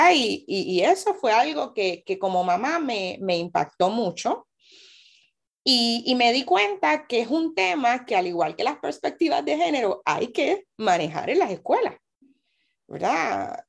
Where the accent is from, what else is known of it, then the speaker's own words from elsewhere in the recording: Carolina, Puerto Rico; also born or lived in Loíza; como carolinense, Carolina también es un pueblo de personas negras eh, y a veces las personas solamente piensan en Loíza y me lo preguntan y sí, soy de Loíza porque mi familia es loiseña, eh, pero vivo en Carolina